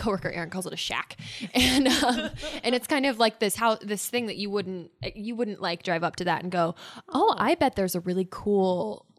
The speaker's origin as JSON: {"language": "English", "town": "Fairbury", "region": "Nebraska", "country": "United States", "tie": "born or raised there", "said": "I grew up in Fairbury, which is, there's Rock Creek Station, which is really close to where I grew up. And then I actually grew up on the Oregon Trail. My parents' house is on like the Oregon Trail markers."}